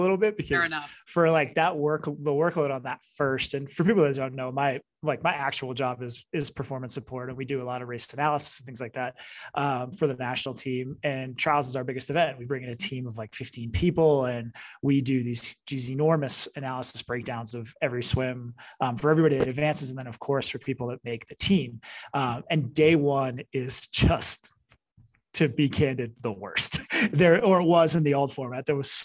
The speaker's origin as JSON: {"language": "English", "town": "Boston", "region": "Massachusetts", "country": "United States", "moved": "yes", "lives_now": "Colorado, United States", "said": "I'm from Boston and live in Colorado"}